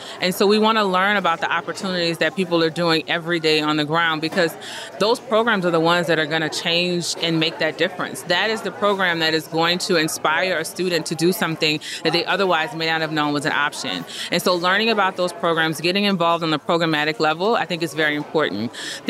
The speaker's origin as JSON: {"language": "English", "region": "the South", "country": "United States", "said": "I won't give all the cliche sayings because I am from the South and we love them."}